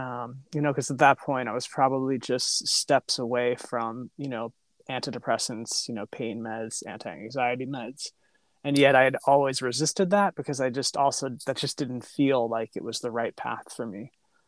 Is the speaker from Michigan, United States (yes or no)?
no; New York, United States; now in San Francisco, United States; New York. Oh. One accent though.